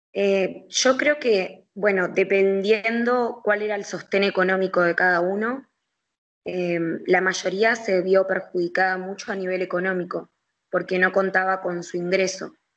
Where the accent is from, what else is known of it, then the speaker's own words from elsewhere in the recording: Montevideo, Uruguay; nosotros como montevideanos